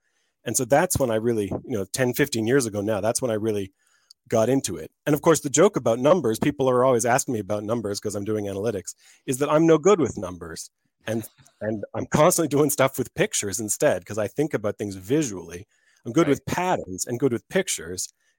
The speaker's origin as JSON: {"language": "English", "town": "Halifax", "region": "Nova Scotia", "country": "Canada", "tie": "born or raised there", "also_born_or_lived": "Australia", "moved": "as an adult", "said": "So I grew up in Halifax in Canada, but I didn't get into hockey until I moved away to do my PhD in Australia."}